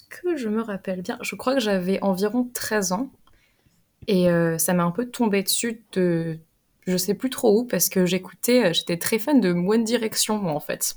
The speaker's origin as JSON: {"language": "French", "town": "Limoges", "region": "Nouvelle-Aquitaine", "country": "France", "moved": "as an adult", "lives_now": "England, United Kingdom", "said": "je viens de Limoges et j'habite en Angleterre depuis maintenant 5 ans"}